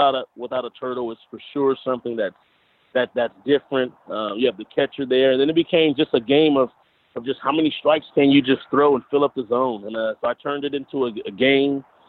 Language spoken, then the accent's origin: English; Compton, California, United States; From the LA area, I'm from Compton.